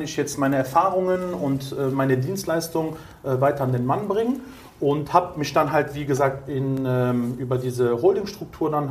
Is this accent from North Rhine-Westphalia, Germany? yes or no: yes; Cologne, North Rhine-Westphalia, Germany; Ähm, ich bin gerade 37 geworden, komme aus Köln, ja. bin auch gebürtiger Kölner mit italienischen Wurzeln.